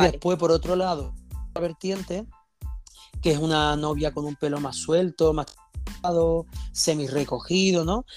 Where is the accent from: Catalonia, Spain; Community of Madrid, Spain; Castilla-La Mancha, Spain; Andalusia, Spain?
Andalusia, Spain; moved away; volver a mi tierra, volver a Andalucía.